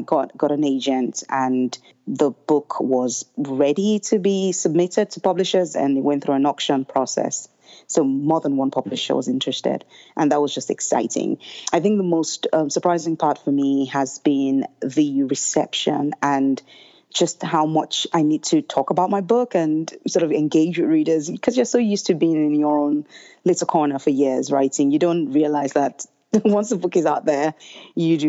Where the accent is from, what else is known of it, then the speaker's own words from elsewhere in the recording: Lagos, Nigeria; moved away as an adult; growing up in Nigeria and Lagos, I grew up in a neighborhood where we had a lot of housemaids